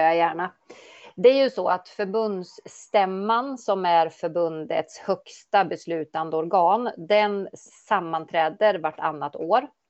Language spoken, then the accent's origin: Swedish; Östergötland, Sweden; moved away as an adult; now in Eskilstuna, Sweden; Har en bakgrund som östgöte, född och uppväxt mm. i Östergötland